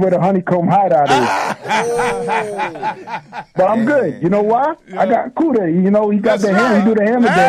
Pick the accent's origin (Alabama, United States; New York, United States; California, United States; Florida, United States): New York, United States; New York City; I'm from Brooklyn.